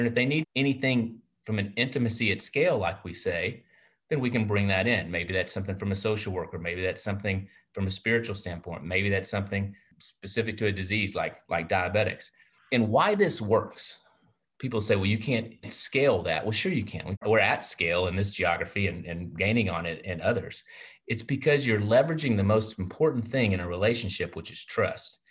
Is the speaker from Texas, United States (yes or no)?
yes; Hillsboro, Texas, United States; I was born in Hillsboro, Texas, and there's only three doctors there